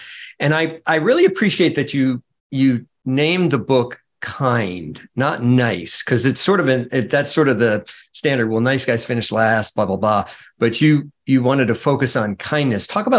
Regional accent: outside of New York, United States; moved away as an adult; also born or lived in the South; Growing up outside of New York, but then spending my adult life in the South

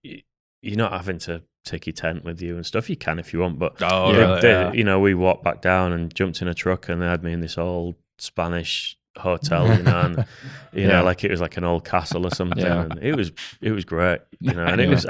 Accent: England, United Kingdom; I'm English.

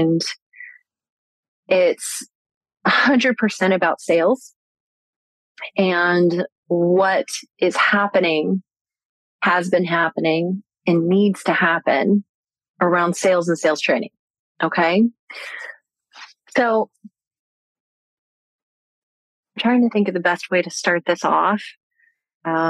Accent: Orlando, Florida, United States; I grew up in Orlando, Florida.

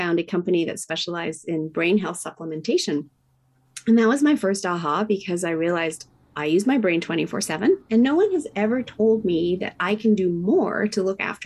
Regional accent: Tokyo, Japan; now in Whistler, Canada; I was raised in Tokyo, Japan in the 70s

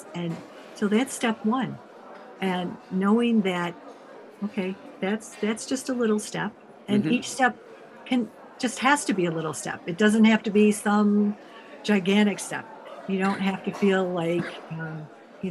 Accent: United States; I'm from the States

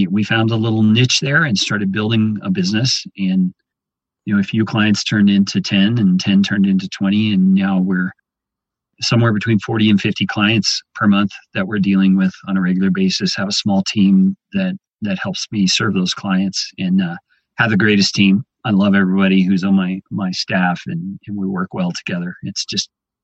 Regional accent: Texas Panhandle, United States; I grew up in the Panhandle area of Texas, very much a rural kind of a setting, small town

